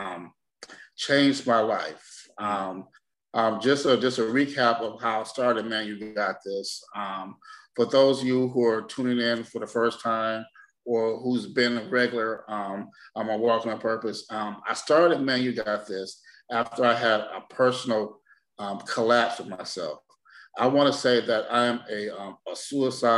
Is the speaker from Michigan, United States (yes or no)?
yes; Detroit, Michigan, United States; I'm from Detroit, Michigan, born and raised.